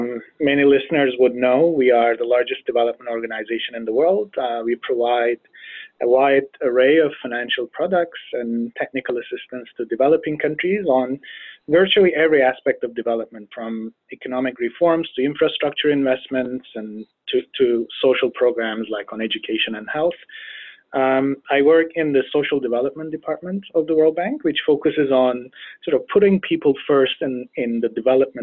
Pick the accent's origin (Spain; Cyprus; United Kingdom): Cyprus; Northern Cyprus; I'm originally from Northern Cyprus, which is a small unrecognized state in the Mediterranean region. And I grew up in an ethnically divided island